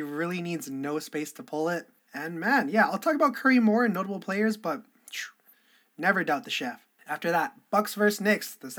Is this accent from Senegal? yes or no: no; Canada; I'm Canadian